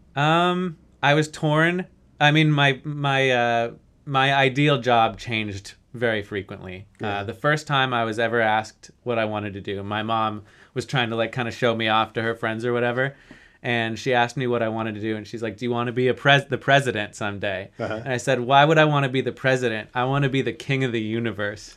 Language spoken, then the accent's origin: English; Denver, Colorado, United States; growing up in Denver